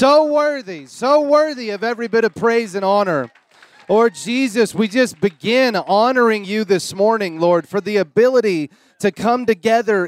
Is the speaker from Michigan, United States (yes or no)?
no; Florida, United States; moved away; I'm a Florida boy. I'm a Southern boy